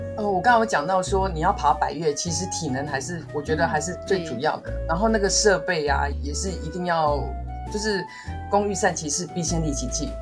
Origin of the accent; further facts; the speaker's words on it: Taiwan; 我们自己身为台湾人